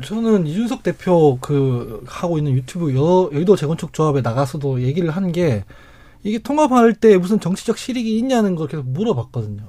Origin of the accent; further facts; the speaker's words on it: Daegu, South Korea; 제가 대구 출신이라서